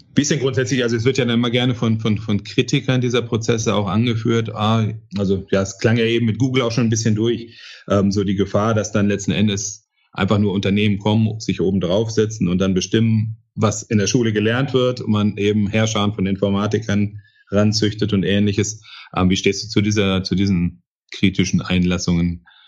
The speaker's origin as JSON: {"language": "German", "town": "Bochum", "region": "North Rhine-Westphalia", "country": "Germany", "tie": "born or raised there", "said": "Meine Heimatstadt Bochum"}